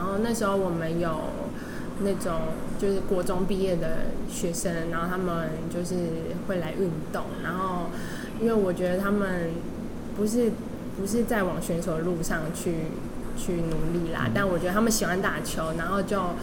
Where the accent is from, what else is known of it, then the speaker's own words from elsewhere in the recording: Hualien, Hualien County, Taiwan; 我小时候在，我是花莲人啦